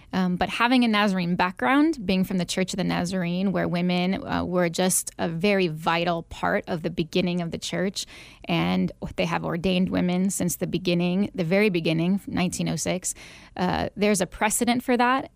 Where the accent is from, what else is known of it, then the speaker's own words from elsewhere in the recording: Northwest Indiana, United States; moved away as an adult; also born or lived in Illinois / Arizona; now in Phoenix, United States; I am actually originally from the Chicagoland area, just Indiana, Northwest Indiana, but right outside Chicago. Uh, grew up there